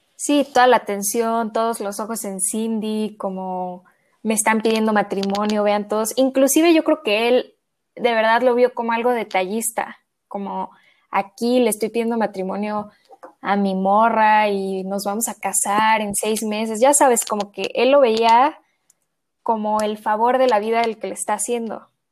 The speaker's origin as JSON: {"language": "Spanish", "region": "Mexico City", "country": "Mexico", "said": "yo soy de la Ciudad de México"}